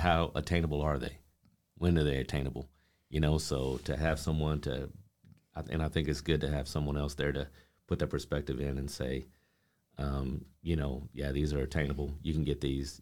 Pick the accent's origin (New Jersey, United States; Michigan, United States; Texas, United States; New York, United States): Texas, United States; Amarillo; I grew up here in Amarillo, um, lifelong